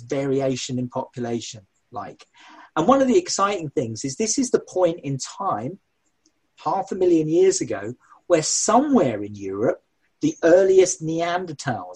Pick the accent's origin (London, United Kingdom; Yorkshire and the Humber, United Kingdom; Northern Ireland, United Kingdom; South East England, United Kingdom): South East England, United Kingdom; Sussex; where I grew up. I was born in Sussex